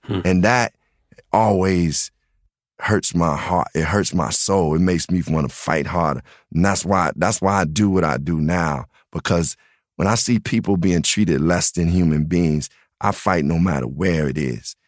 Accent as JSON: {"language": "English", "town": "Chicago", "region": "Illinois", "country": "United States", "tie": "born or raised there", "said": "being from the South Side, I really was raised just amongst black culture"}